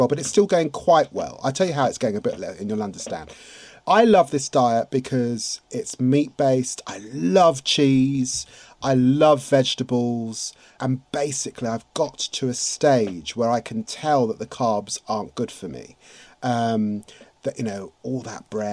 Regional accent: London, United Kingdom; also born or lived in Finsbury Park, London; born and raised in Tottenham.

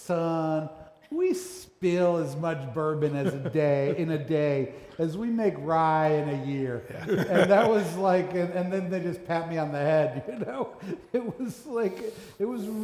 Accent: Pittsburgh, Pennsylvania, United States; I was born in Pittsburgh.

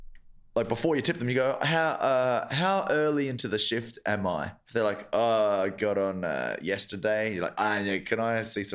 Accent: Australia; now in Ireland; we say that in Australia

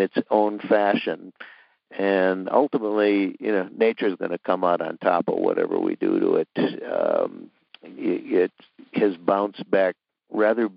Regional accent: Minnesota, United States; moved away as an adult; also born or lived in Arizona; now in Western Massachusetts, United States; I grew up in Minnesota, and when I was a kid, I lived on the edge of a wonderful marshland

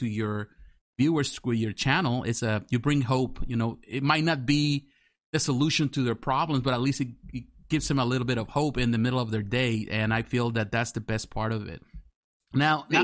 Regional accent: Mexico; moved away; growing up in Mexico

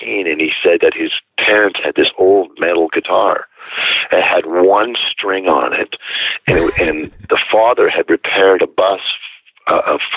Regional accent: Northern Ontario, Canada; I was born in Northern Ontario. So the nearest town to me was Sudbury, and that was about an hour south of where I lived

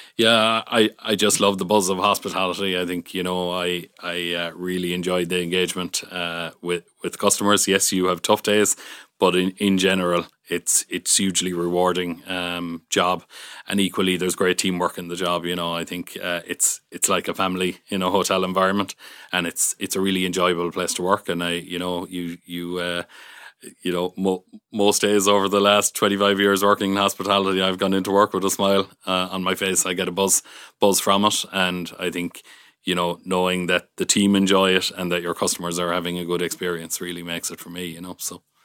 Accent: Youghal, Munster, Ireland; moved away as an adult; also born or lived in Galway / Switzerland / Dublin / Killarney; I grew up in Yall County, Cork

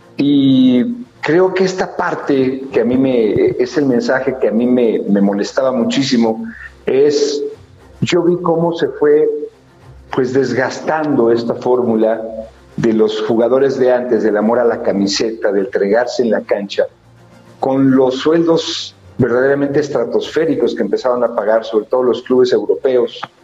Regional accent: Teoloyucan, State of Mexico, Mexico; yo soy de Teoloyucan

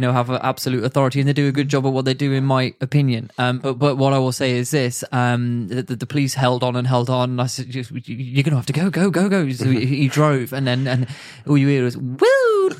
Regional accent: United Kingdom; as a British citizen

